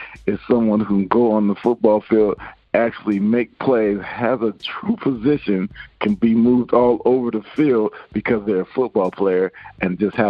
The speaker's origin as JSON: {"language": "English", "town": "Seattle", "region": "Washington", "country": "United States", "also_born_or_lived": "Virginia", "said": "Well, I'm originally from Seattle. My dad finished with the Redskins, and so I moved to Virginia. And so that's when I went from Virginia to Texas."}